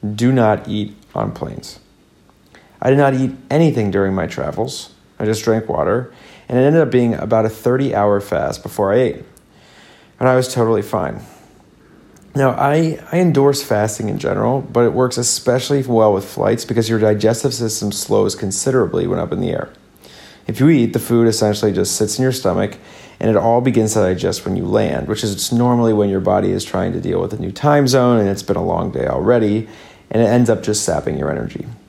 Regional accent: Midwest, United States; accent: basic Midwest; moved away as an adult; now in Sydney, Australia; my basic Midwest accent

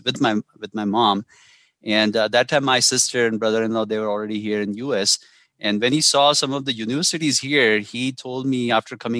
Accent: Indore, Madhya Pradesh, India; moved away as an adult; now in Colorado, United States; there's a small town there, Indore, and I'm from there. All my childhood education, everything happened there

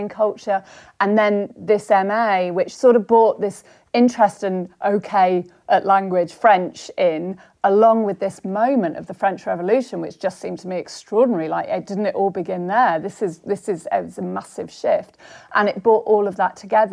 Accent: Somerset, South West England, United Kingdom; moved away as an adult; also born or lived in London; I grew up in Somerset

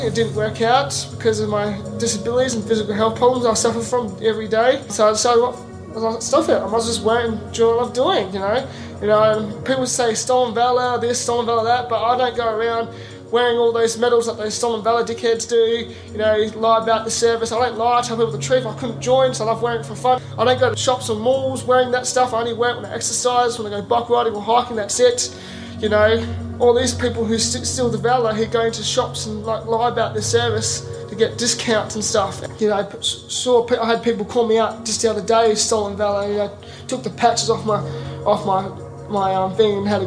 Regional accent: Australia; I'm actually here from Australia.

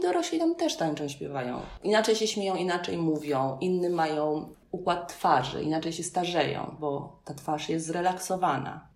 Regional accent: Poland; I'm from Poland, I, I don't speak Spanish.

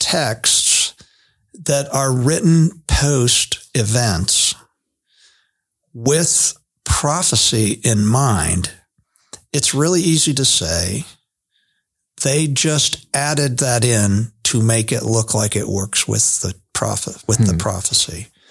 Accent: Hershey, Pennsylvania, United States; born there; You know, I was born in Hershey, Pennsylvania, but that doesn't have anything to do with anything.

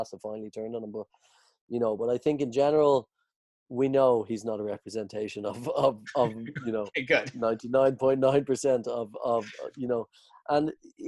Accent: Ireland; as an Irish people

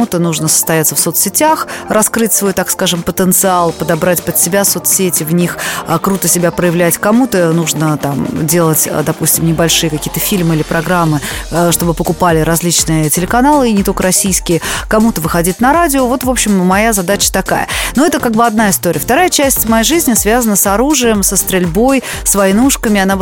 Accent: Sofia, Sofia City, Bulgaria; А я была ребенком, я росла в Болгарии, да, в городе София

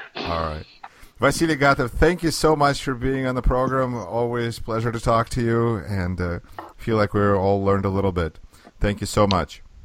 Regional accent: Russia; now in United States; I'm originally from Russia. Here we are in the United States

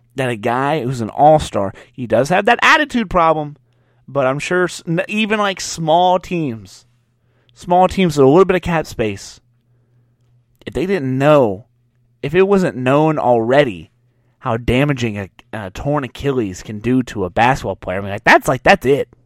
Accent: Louisiana, United States; I'm from Louisiana

